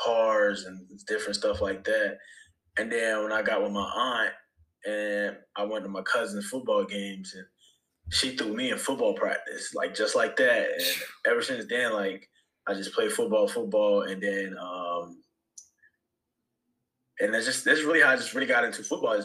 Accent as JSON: {"language": "English", "town": "Bailey", "region": "North Carolina", "country": "United States", "tie": "born or raised there", "said": "I grew up in Bailey, North Carolina, went to Southern Nash High School"}